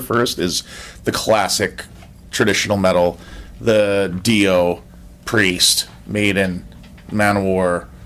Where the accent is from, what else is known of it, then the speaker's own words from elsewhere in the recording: Canada; now in United States; I'm Canadian.